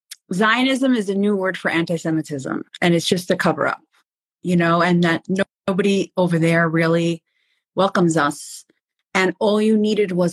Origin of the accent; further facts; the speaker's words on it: New York, United States; now in Israel; I'm from New York